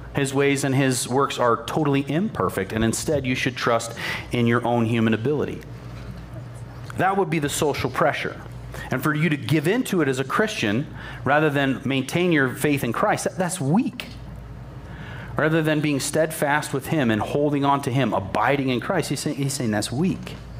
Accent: United States; I'm an American

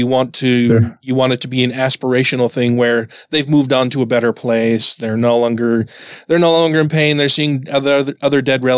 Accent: Utah, United States; me growing up here in Utah

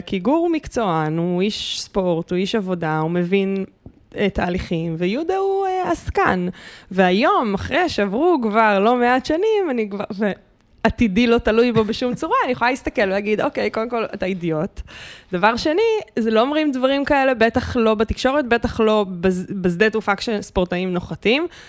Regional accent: Bat Yam, Tel Aviv District, Israel; אני ילדה בת ימית שהלכה לים בלי נעליים

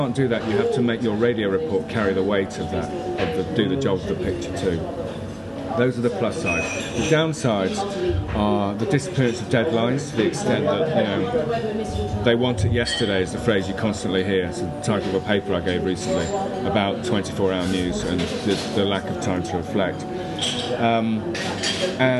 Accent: United Kingdom; as a Brit

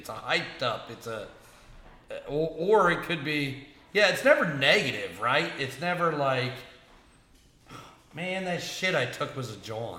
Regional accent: New Jersey, United States

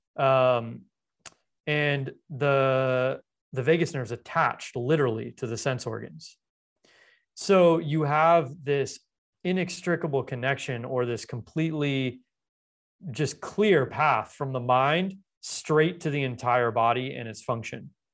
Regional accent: Los Angeles, California, United States; I grew up in Los Angeles

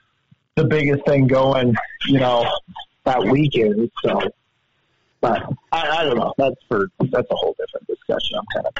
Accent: Idaho, United States; now in Helena, United States; growing up in Idaho

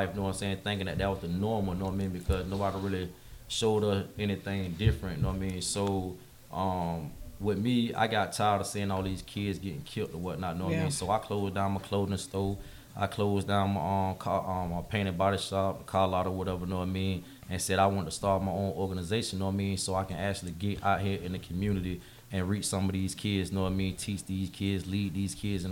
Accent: Jacksonville, Florida, United States; I'm from Ken Knight.

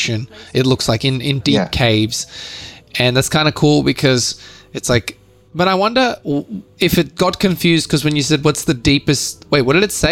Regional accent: Australia

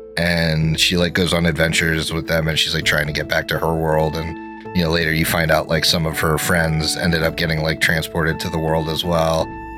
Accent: Kennett Square, Pennsylvania, United States; moved away; a Mexican ice cream place from my hometown that's like the biggest ice cream place in Kennett Square

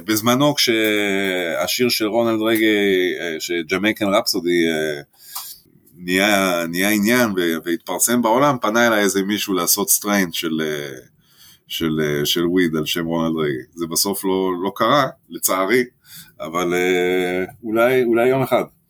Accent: France; now in Israel; אני במקור צרפתי

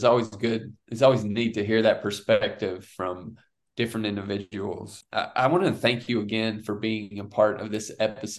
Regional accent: Appalachian Mountains, United States; where we grew up in the Appalachian Mountains

